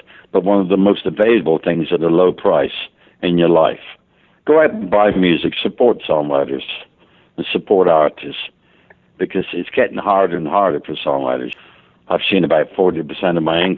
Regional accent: England, United Kingdom; now in United States; I'm an Englishman living in America

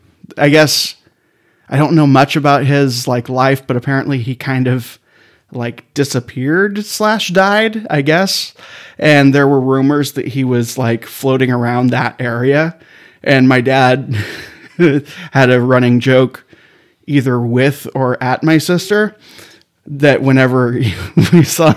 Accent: Claremont, California, United States; I grew up in Claremont, California.

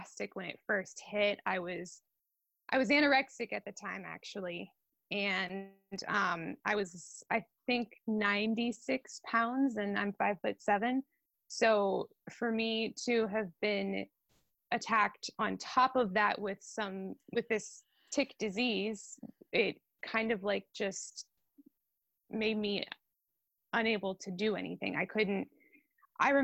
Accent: Hummelstown, Pennsylvania, United States; I am from Hummelstown, Pennsylvania. It's a little town about 5 minutes from Hershey

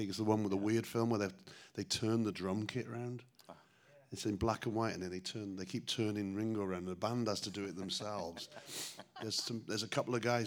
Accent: Newport, Wales, United Kingdom; now in Chicago, United States; Newport, my hometown.

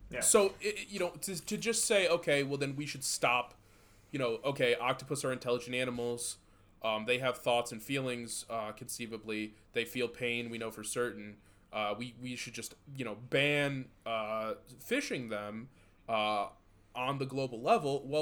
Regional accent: 20 minutes outside of Detroit, Michigan, United States; We grew up 20 minutes outside of Detroit.

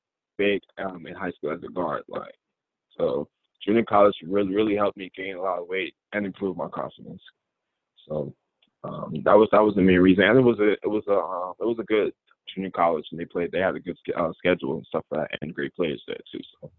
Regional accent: Kentucky, United States; I'm from Western Kentucky.

